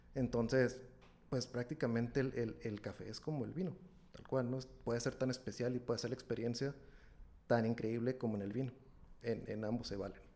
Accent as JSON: {"language": "Spanish", "town": "Ensenada", "region": "Baja California", "country": "Mexico", "tie": "born or raised there", "moved": "as an adult", "lives_now": "Monterrey, Mexico", "said": "yo soy originario de Ensenada, Baja California, de por allá de, aquel rumbo del noroeste, ¿no? Entonces, eh, migré para acá en 2000, 2009, tengo aquí ya, ya voy para 12 años aquí en, Monterrey"}